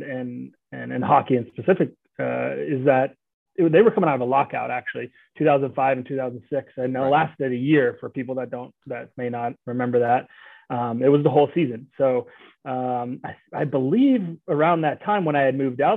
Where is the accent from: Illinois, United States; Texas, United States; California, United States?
California, United States; outside Oakland; moved away; I grew up outside of Oakland, California, about 20 minutes east, basically.